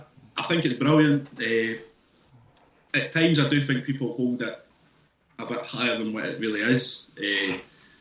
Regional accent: near Edinburgh, Scotland, United Kingdom; we're not from Edinburgh, but we're not far away from Edinburgh

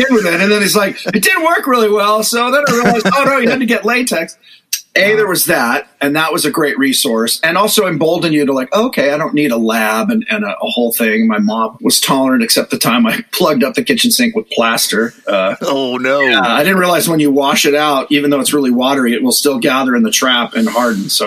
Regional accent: Hollywood, California, United States; growing up in Hollywood, there were bookstores and magazine racks that would carry.

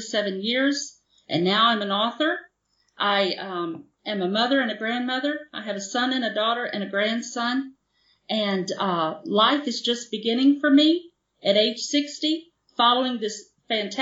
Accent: the South, United States; moved away; also born or lived in Mississippi / Goshen, Indiana; I'm from the South

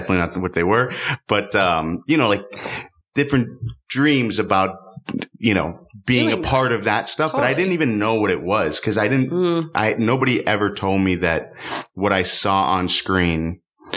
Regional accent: Miami, Florida, United States; I grew up in Miami

